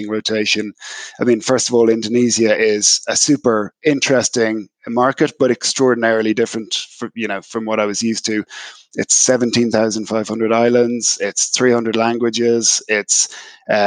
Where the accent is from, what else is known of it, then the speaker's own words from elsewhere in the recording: Ireland; moved away as an adult; I spent the first part of my career building out my functional depth in Ireland and in Europe